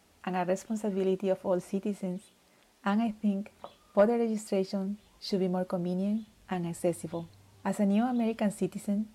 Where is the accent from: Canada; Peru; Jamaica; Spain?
Peru; now in Oahu, United States; I am originally from Peru. I have been living in Oahu for about 5 years